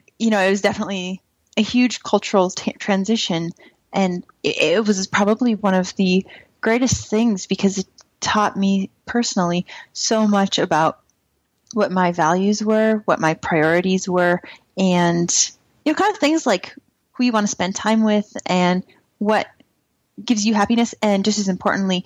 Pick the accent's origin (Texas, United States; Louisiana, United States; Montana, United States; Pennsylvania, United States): Montana, United States; moved away; also born or lived in Berlin, Germany; when I was a kid growing up in Montana